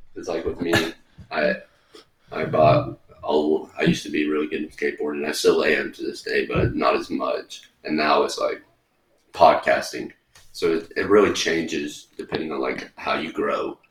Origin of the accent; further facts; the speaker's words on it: the South, United States; moved away; growing up in the South